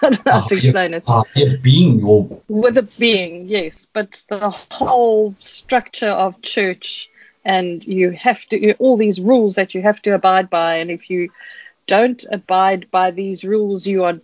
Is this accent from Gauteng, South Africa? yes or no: yes; Kempton Park, Gauteng, South Africa; moved away as an adult; now in Cape Town, South Africa; I was born in Cape Town, and when I was in primary school, we moved up to Johannesburg, to Kempton Park, because my dad was transferred